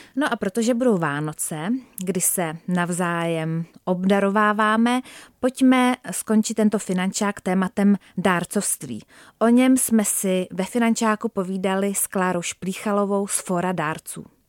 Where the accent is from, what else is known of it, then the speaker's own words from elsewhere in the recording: Czechia; jako Češi